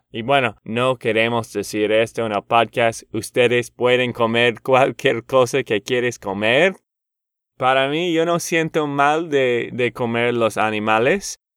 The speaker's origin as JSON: {"language": "Spanish", "town": "Boston", "region": "Massachusetts", "country": "United States", "second_language": "Spanish", "said": "soy de Boston y a mí me encantan los Patriots, lo siento."}